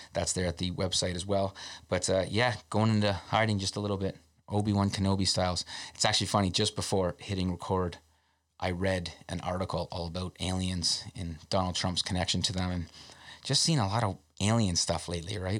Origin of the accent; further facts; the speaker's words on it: Canada's most southern town, Ontario, Canada; being from Canada's most southern town